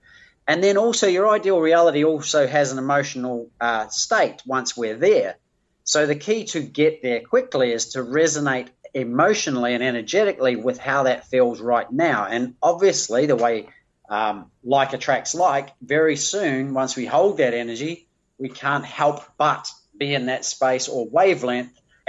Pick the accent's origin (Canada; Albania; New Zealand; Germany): New Zealand; moved away as an adult; now in Australia; I came to Australia from New Zealand to play beach volleyball at the Olympics.